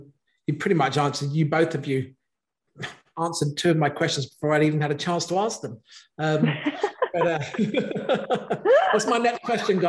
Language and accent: English; England, United Kingdom; accent: English; my English accent